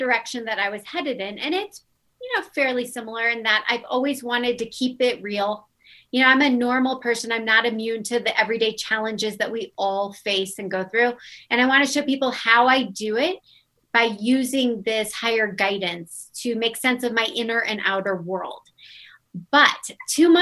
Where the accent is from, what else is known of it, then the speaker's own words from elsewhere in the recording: Omaha, Nebraska, United States; also born or lived in Santa Monica, California; now in Denver, United States; I'm from Omaha, Nebraska